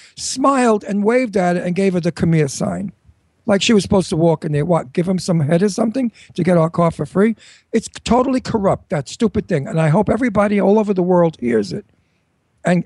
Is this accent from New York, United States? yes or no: yes; New York, United States; now I'm a New Yorker